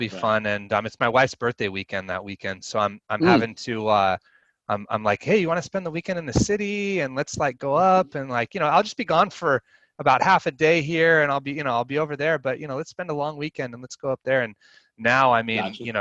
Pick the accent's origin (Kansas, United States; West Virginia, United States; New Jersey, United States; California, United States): California, United States; Cayucos; I grew up in Cayucas, which is a beach town in the North County, you know, the north part of the county